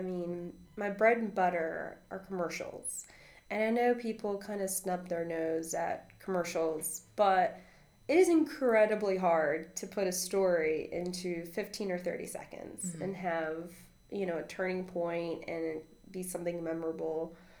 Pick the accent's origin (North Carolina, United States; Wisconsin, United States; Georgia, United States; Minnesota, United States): North Carolina, United States; English is a second language; also born or lived in Costa Rica; And I grew up on a farm in North Carolina. And I'm from Costa Rica. My mom and I moved to America when I was, you know, two. And so, and when I was little, I didn't speak any English.